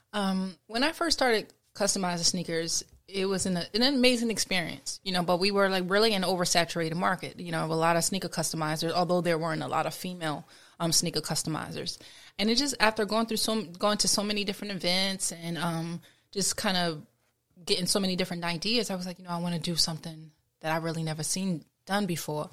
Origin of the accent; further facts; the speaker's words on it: Trenton, New Jersey, United States; in my hometown specifically, I've helped clean up the neighborhoods where I grew up at.